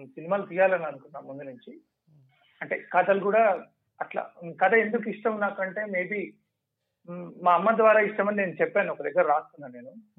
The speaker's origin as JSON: {"language": "Telugu", "town": "Nalgonda", "region": "Telangana", "country": "India", "tie": "born or raised there", "said": "అది నల్గొండ నాకు నల్గొండ"}